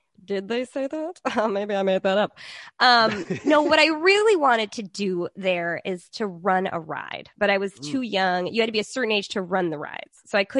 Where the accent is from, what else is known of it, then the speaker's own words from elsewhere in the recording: Green Bay, Wisconsin, United States; I grew up in Green Bay, Wisconsin.